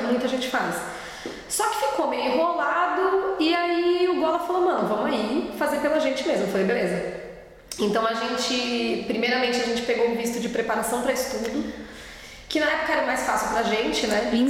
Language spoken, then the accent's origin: Portuguese; São Paulo, Brazil; moved away as an adult; now in Berlin, Germany; eu nasci e cresci em São Paulo